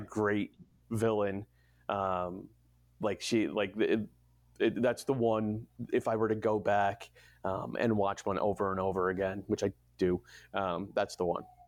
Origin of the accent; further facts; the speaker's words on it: New England, United States; moved away; also born or lived in Berkeley; I grew up in New England in the '80s